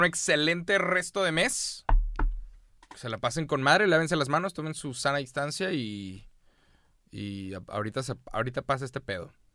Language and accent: Spanish; Mexico; soy de México